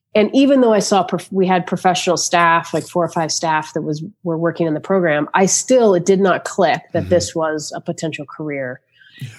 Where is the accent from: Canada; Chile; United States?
United States; Florida; moved away; also born or lived in Charlotte, North Carolina; I grew up in Florida